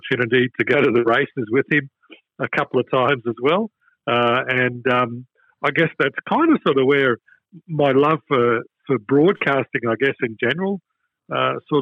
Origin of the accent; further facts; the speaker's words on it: Toowoomba, Queensland, Australia; now in Melbourne, Australia; My first gig in radio was in my hometown of Toowoomba